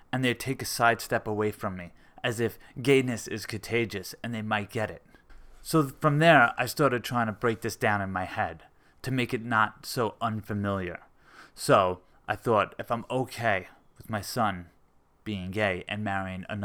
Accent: Long Beach, United States; I'm a skateboarder from Long Beach.

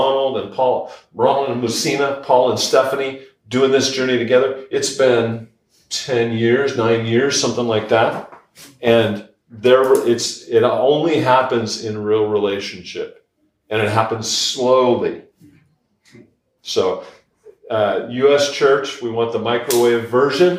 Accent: Idaho, United States; we're from Idaho

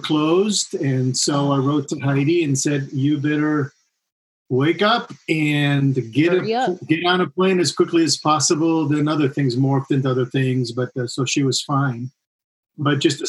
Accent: Chile; moved away; being born and raised in Chile.

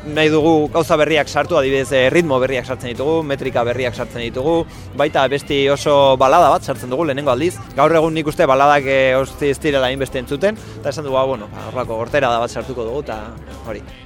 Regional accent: Bilbao, Basque Country, Spain; berez bilbotarra gara, bilbo ingurukoa gara

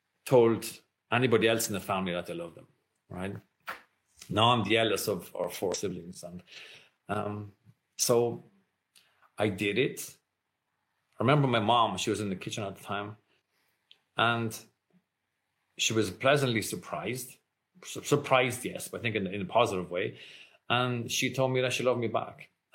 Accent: Ireland; I grew up in Ireland, like I said, very conservative at the time.

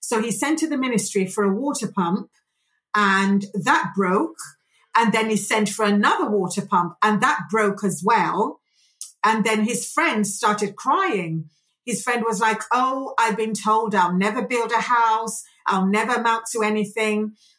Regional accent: Nigeria; And I loved growing up in Nigeria as well.

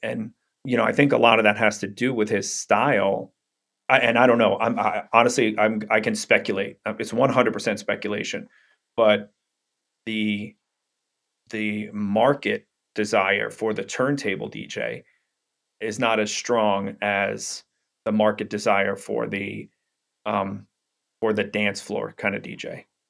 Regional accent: New York City, New York, United States; I grew up in Brooklyn, New York

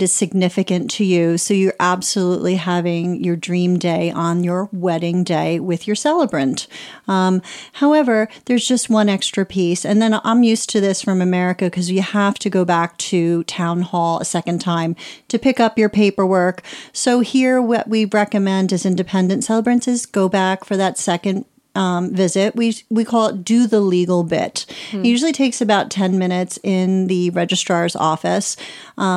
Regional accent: Ireland; also born or lived in United States; Just north of Dublin

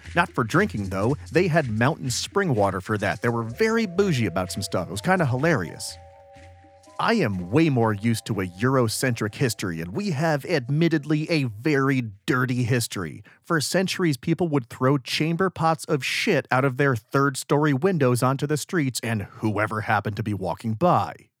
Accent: United States; I'm from America.

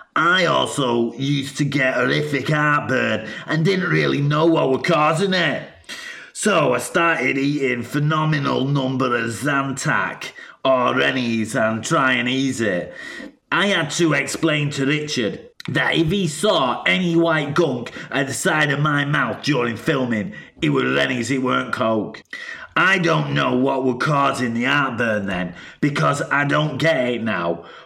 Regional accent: Salford, North West England, United Kingdom; I'm from Salford. I grew up eating tongue and tripe, so veal wouldn't have bothered me.

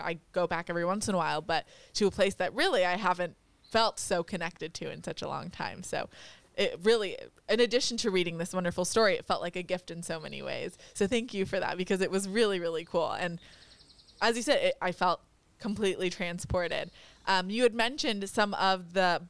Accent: Monterey, California, United States; I'm from Monterey

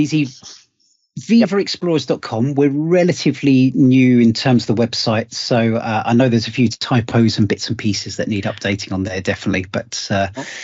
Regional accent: United Kingdom; being British

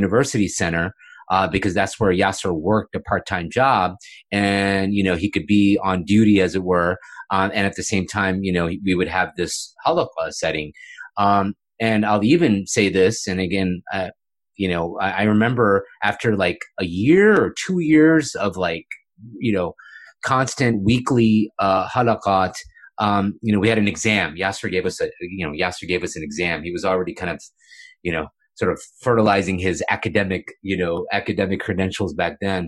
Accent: Houston, Texas, United States; also born or lived in Boulder, Colorado; I grew up in Muslim youth groups in Houston, Texas

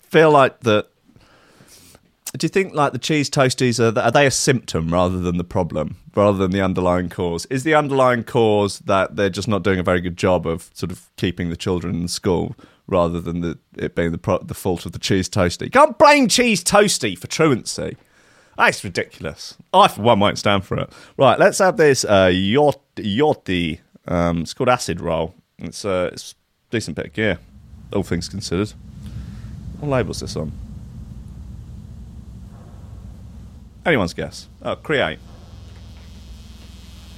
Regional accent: United Kingdom; I'm too British. Too British for all these vowels

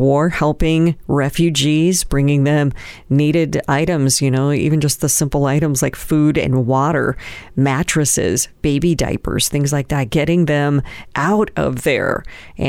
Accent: United States; we're from the United States

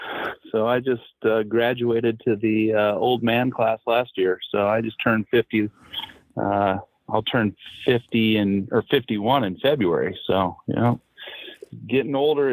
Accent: Colorado, United States; You know, he's from Utah, we're from Colorado.

